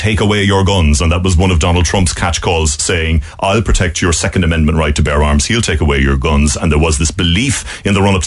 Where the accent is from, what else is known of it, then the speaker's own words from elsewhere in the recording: Ireland; moved away as an adult; now in Washington, United States; the Irish journalist